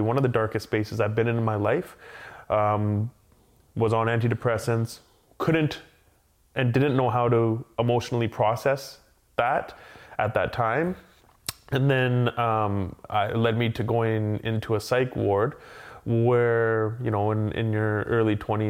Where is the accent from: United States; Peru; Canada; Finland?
Canada; Abbotsford, British Columbia; first language English; So I grew up in Abbotsford, and family was, they came from India